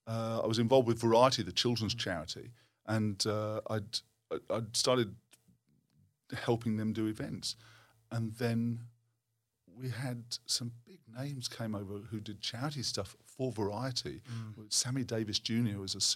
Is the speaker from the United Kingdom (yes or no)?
yes; Bournemouth, South West England, United Kingdom; And so I grew up around that in Bournemouth on the south coast of England.